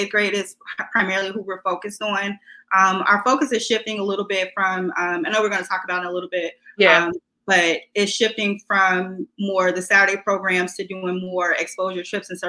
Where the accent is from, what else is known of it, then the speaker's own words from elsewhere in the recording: United States; I grew up in Woodlawn